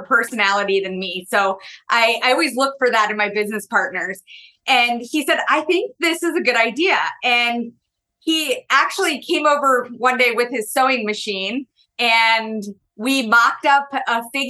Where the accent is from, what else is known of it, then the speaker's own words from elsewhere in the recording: East Coast, United States; now in Wisconsin, United States; I'm originally from the East Coast, spent a little time on the West Coast and then landed in the Midwest here. And Wisconsin is where I call home